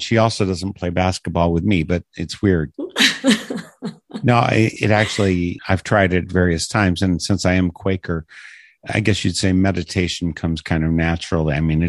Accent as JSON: {"language": "English", "region": "Wisconsin", "country": "United States", "tie": "born or raised there", "said": "growing up in Wisconsin as I did."}